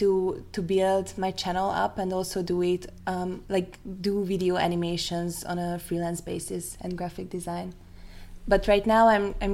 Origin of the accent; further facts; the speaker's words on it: Hungary; now in Vienna, Austria; I'm actually from Hungary